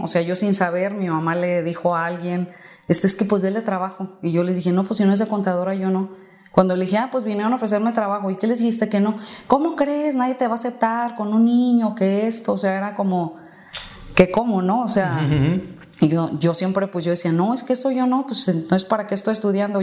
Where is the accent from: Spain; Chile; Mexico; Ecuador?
Mexico; Guadalajara, Jalisco; yo soy de Guadalajara. Y toda la vida he vivido aquí en Guadalajara